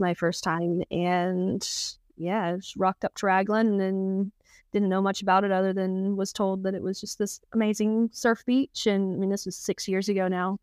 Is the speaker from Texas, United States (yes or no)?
yes; Texas, United States; moved away as an adult; now in New Zealand; I grew up in Texas in the states